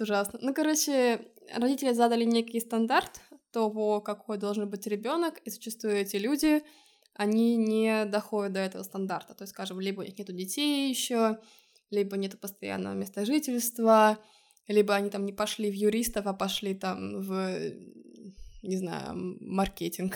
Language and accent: Russian; Estonia; now in Lisbon, Portugal; из Эстонии